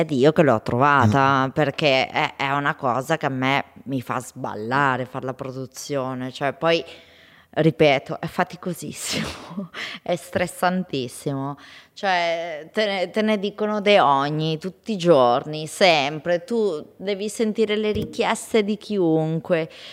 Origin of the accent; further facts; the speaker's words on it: Bergamo, Lombardy, Italy; accent: bergamasco; si sente il mio accento bergamasco